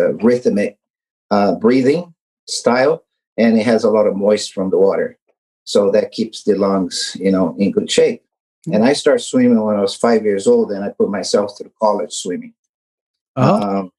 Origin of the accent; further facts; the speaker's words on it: Brazil; moved away as an adult; now in California, United States; In Brazil, I grew up in Brazil, originally born in Brazil, but I've been in this country for more than 40 years.